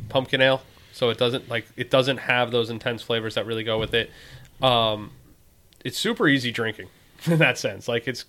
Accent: Long Island, New York, United States; moved away; growing up on Long Island

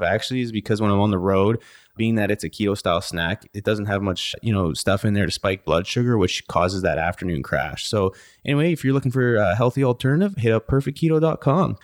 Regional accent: Canada; now in United States; I'm a Canadian

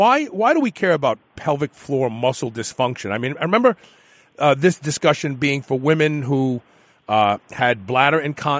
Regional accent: New York City, New York, United States; You know, I'm from Brooklyn, right?

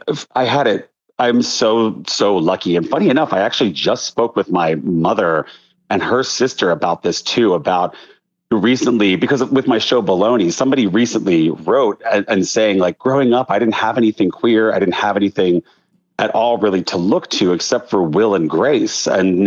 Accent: Pennsylvania, United States; I grew up outside Philly. I grew up in like outside.

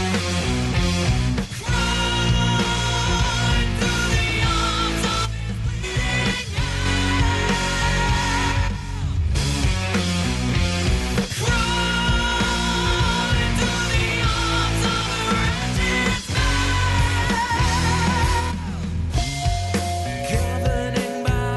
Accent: Brampton, Ontario, Canada; also born or lived in Toronto / Aurora; now in rural Ontario, Canada; I spent my childhood in Brampton, but Toronto's my hometown.

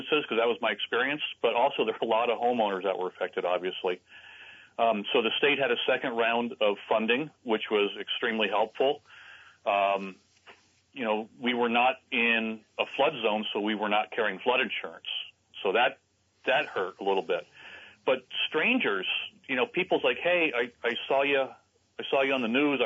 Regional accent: Vermont, United States; I've been here since I was 12. I'm 56 now

